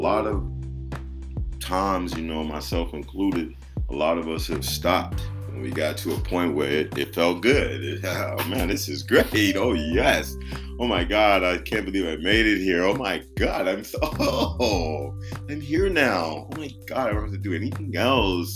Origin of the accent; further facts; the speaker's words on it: Chicago, Illinois, United States; I grew up in Christianity. Shout out Liberty Temple Full Gospel Church and World Outreach Ministry, 79th in Western, Chi-Town.